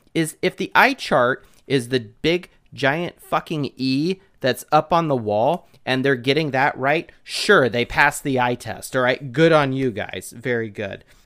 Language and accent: English; Southern California, United States; moved away; I'm originally from Southern California